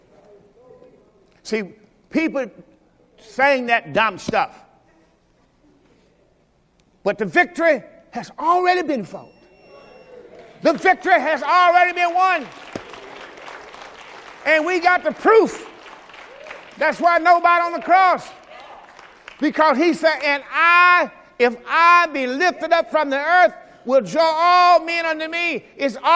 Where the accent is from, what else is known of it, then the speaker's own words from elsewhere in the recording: Mississippi, United States; I'm from Mississippi.